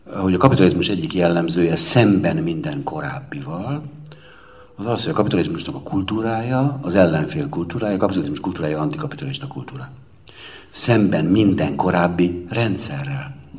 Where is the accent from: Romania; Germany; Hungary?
Romania; Cluj-Napoca, Cluj County; a Kolozsvári Magyar Értelmiségi vagyok, aki voltam